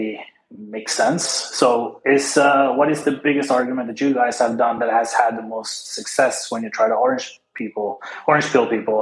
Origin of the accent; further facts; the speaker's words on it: Oslo, Norway; moved away as an adult; also born or lived in Argentina; I actually grew up in Oslo, so I speak fluent Norwegian